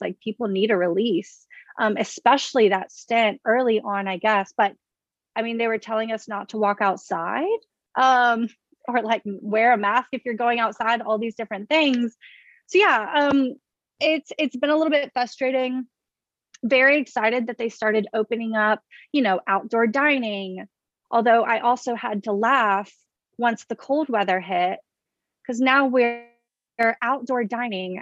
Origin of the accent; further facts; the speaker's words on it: Baton Rouge, Louisiana, United States; moved away as an adult; now in Washington, D.C., United States; I'm from Baton Rouge, Louisiana. So, down south